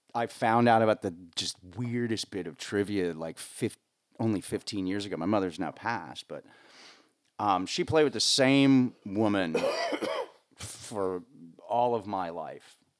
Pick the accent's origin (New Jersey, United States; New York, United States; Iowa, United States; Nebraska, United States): New Jersey, United States; northern; moved away as an adult; born and raised in northern New Jersey